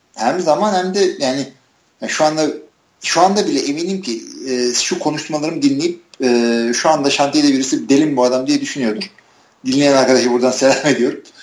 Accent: Istanbul, Turkey; now in Ankara, Turkey; İstanbulluyum. Yani İstanbul'da doğdum büyüdüm.

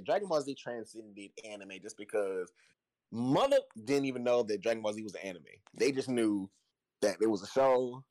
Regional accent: Chattanooga, Tennessee, United States; I'm from Chattanooga, Tennessee. Yes, down south

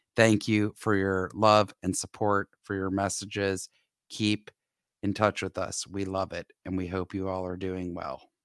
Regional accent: Atlanta, Georgia, United States; moved away; growing up in Atlanta

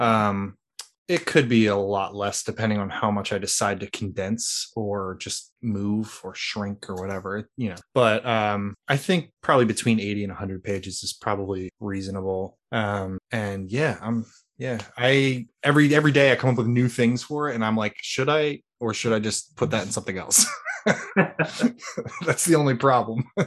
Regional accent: Philadelphia, Pennsylvania, United States; I'm from Philly

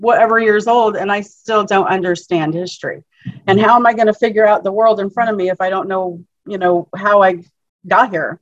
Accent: Alaska, United States; now in Florida, United States; I'm from Alaska, born and raised. Oh. Yeah, living in Florida right now

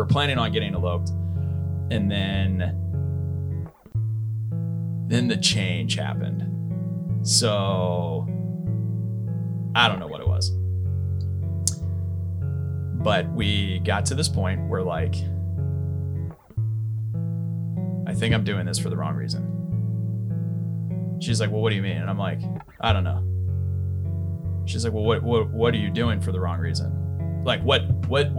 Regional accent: Somerset, Pennsylvania, United States; born or raised there; now in Pacific Northwest, United States

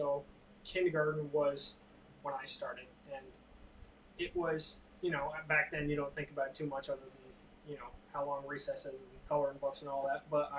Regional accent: East Hampton, Massachusetts, United States; I was from the age of 5 here in East Hampton, hometown. It's where I've done, God, just about everything that I can think of. I've done most of my growing up here

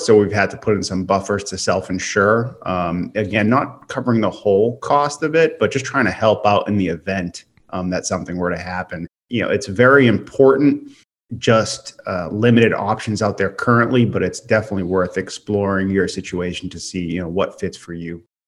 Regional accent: Massachusetts, United States; moved away; I'm from Massachusetts. My parents have a house up there

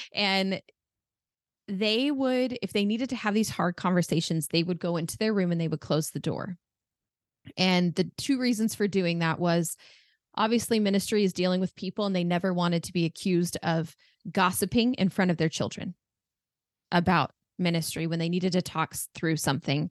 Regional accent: Arizona, United States; also born or lived in France; I've lived here my entire

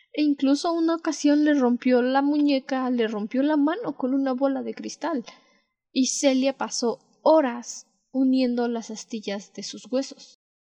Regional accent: Mexico; las dos somos de México

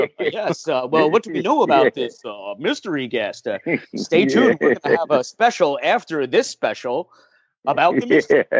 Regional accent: Glen Ridge, New Jersey, United States; my hometown of Glen Ridge, New Jersey

